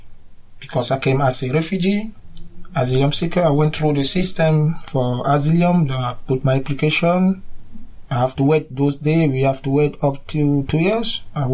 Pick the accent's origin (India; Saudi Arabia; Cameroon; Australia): Cameroon; moved away as an adult; now in Cork, Ireland; I'm from Cameroon. I came in Ireland in 2000, 15 years ago. I work in Ireland. I have a settled family, a wife with three kids.